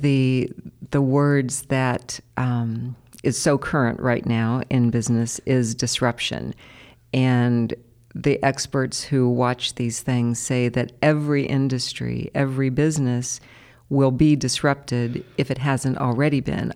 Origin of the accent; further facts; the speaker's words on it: Columbus, Ohio, United States; we are both Columbus natives. I know. I used to, um, apologize for having never left Columbus